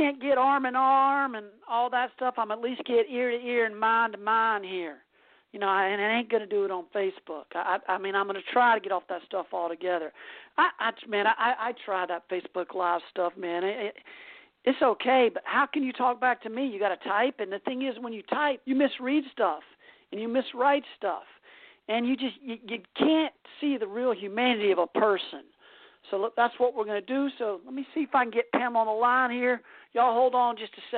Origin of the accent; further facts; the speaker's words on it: South Carolina, United States; accent: Southern; moved away as an adult; also born or lived in California; now in Massachusetts, United States; my Southern accent from growing up in South Carolina and living a huge majority of my life there